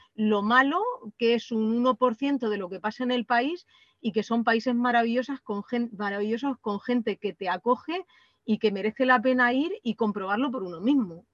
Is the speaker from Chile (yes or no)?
no; Tobarra, Castilla-La Mancha, Spain; moved away; somos de Tobarra, pero, mm, pero hemos vivido en distintos sitios del mundo